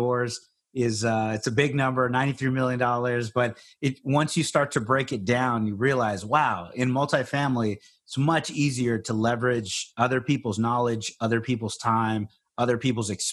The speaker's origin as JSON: {"language": "English", "town": "Corpus Christi", "region": "Texas", "country": "United States", "tie": "born or raised there", "lives_now": "San Antonio, United States", "said": "I grew up in Corpus Christi, Texas"}